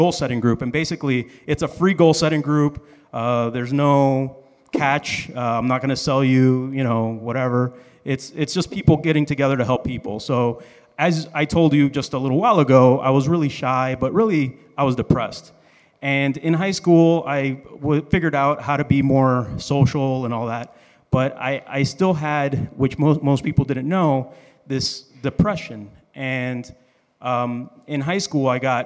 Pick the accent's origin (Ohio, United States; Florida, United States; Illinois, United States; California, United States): Florida, United States; Miami; also born or lived in Dominican Republic; I grew up here in Miami.